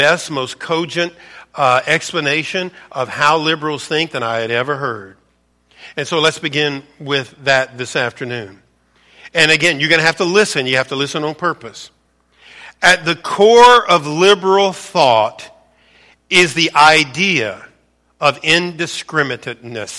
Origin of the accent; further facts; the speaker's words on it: Louisiana, United States; I was born and raised in Louisiana, grew up an LSU fan